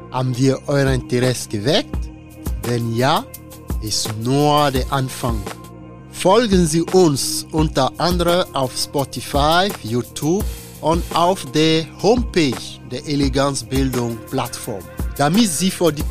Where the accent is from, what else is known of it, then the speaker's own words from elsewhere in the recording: Côte d’Ivoire; German is a second language; now in Osnabrück, Germany; also ich komme aus Elfenbeinküste